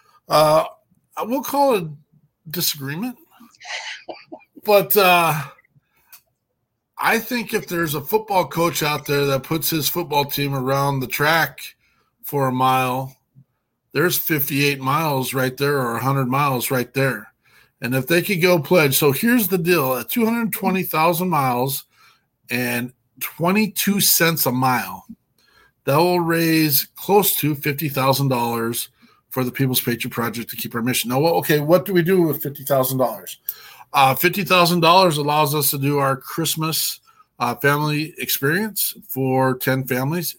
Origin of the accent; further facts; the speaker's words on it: Cody, Wyoming, United States; I'm from Cody, Wyoming. I'm about as hillbilly as they come